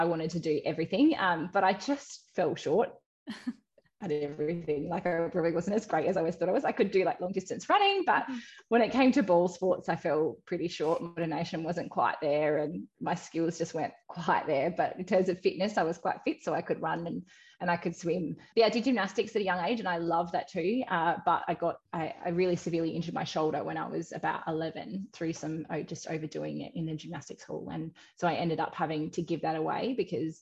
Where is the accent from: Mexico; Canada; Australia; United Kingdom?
Australia; Western Australia; moved away as an adult; also born or lived in Canberra; I was in WA. So I got to swim at my hometown